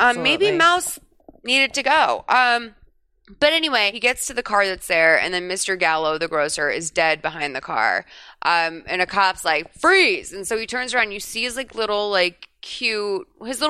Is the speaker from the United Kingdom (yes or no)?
no; Ireland; I'm Irish. Like, no. And I don't think I was part of the Irish mob for sure.